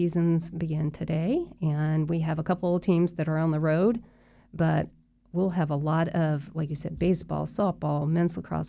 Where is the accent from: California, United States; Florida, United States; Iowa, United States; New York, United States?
Florida, United States; Winter Park; when I was growing up in Winter Park, I went to these camps, and now my children are coming to these camps.